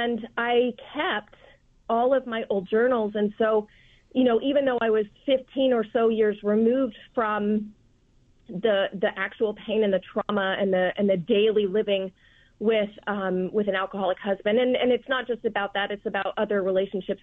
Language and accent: English; Charleston, South Carolina, United States; also born or lived in Las Vegas, Nevada; now in Aiken, United States; I'm originally from South Carolina. I'm from Charleston originally